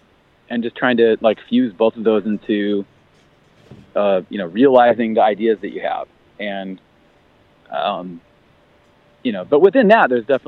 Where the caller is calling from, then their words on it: Buffalo, New York, United States; Buffalo, New York.